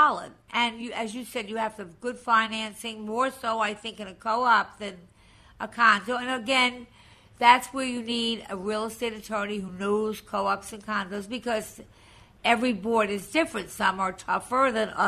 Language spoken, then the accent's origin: English; Long Island, New York, United States; moved away as an adult; now in New York City, United States; I was from Long Island